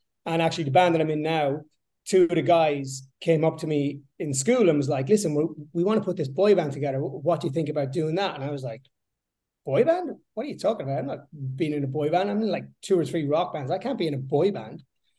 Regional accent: Sligo, County Sligo, Ireland; So yeah, I grew up in the west coast of Ireland, a place called Sligo, a small little kind of sleepy town, small population. I grew up in a 3-bedroom semi-detached house, 3 brothers, 3 sisters, a mom and dad.

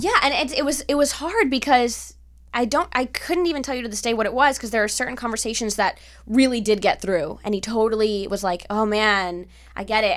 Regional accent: Miami, Florida, United States; now in Los Angeles, United States; I grew up with my father's side, which is Cuban, and I grew up in Miami

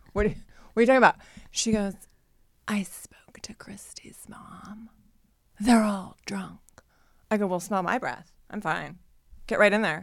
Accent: Ohio, United States; growing up in Ohio

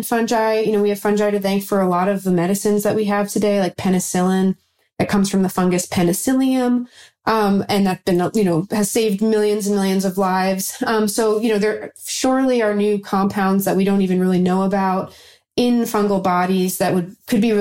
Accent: New York, United States; I'm from New York

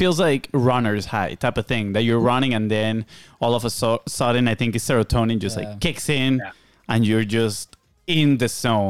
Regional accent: Venezuela; now in United States; We're from Venezuela

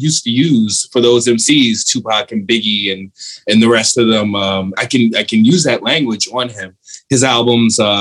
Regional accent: New York City, New York, United States; a memoir about growing up in the Bronx

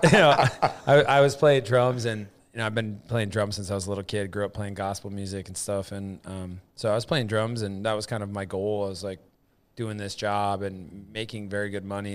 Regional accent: upstate New York, United States; moved away; also born or lived in Montana; It was a weird microcosm, like, upstate New York, 'cause it's very rural

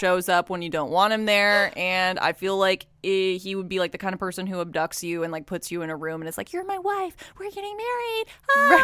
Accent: Texas, United States; growing up in Texas

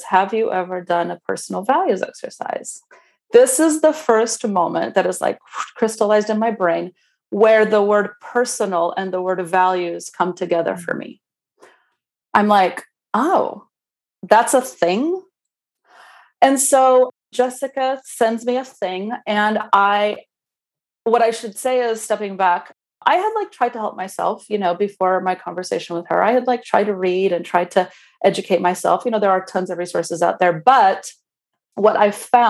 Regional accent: Romania; English is a second language; moved away; as a baby 10-year-old in communist Romania

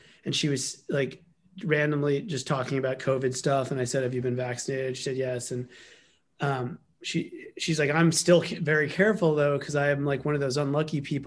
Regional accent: New York City, New York, United States; New York City, Manhattan

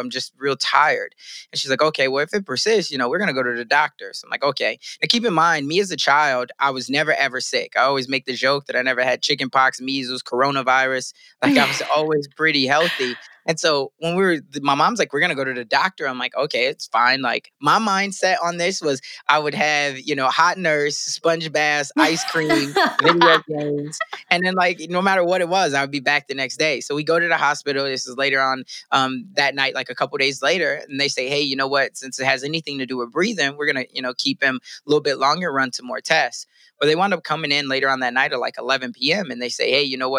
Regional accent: Sioux City, Iowa, United States; I'm growing up in Sioux City

